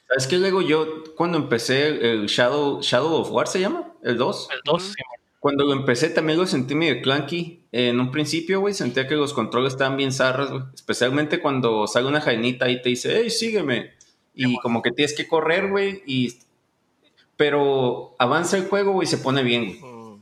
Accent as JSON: {"language": "Spanish", "town": "Ensenada", "region": "Baja California", "country": "Mexico", "said": "soy de Ensenada, como buen ensenadense"}